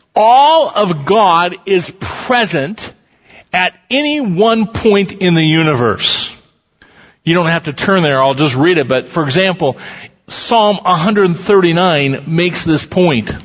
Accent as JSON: {"language": "English", "town": "Council Bluffs", "region": "Iowa", "country": "United States", "tie": "born or raised there", "said": "I'm a kid from Council Bluffs, Iowa."}